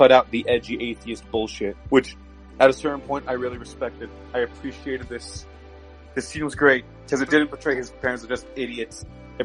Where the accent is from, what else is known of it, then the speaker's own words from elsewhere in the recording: Canada; I'm not American. I'm Canadian